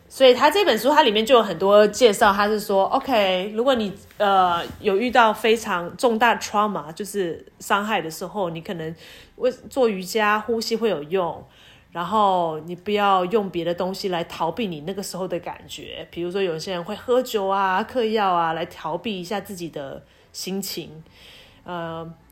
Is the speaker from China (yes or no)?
no; Taiwan; 我说我台湾人